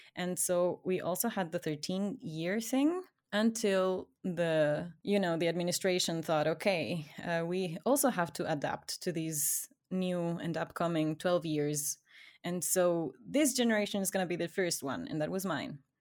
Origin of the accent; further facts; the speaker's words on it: Ecuador; English is a second language; I grew up in Ecuador